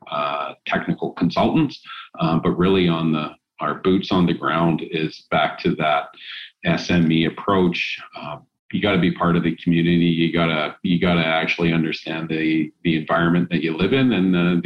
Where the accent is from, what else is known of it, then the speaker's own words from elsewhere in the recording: Vancouver Island, British Columbia, Canada; also born or lived in Hamilton, Ontario; both of us were born and raised on Vancouver Island